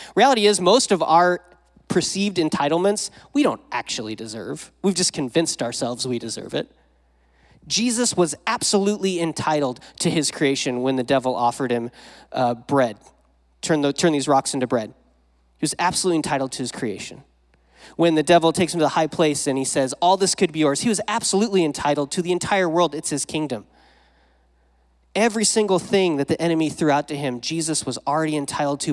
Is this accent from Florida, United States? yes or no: no; Wyoming, United States; now in Modesto, United States; I didn't grow up around here. I grew up in Wyoming.